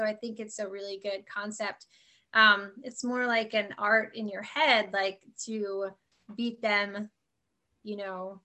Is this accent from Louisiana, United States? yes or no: no; Reading, Pennsylvania, United States; moved away; I'm originally from Pennsylvania.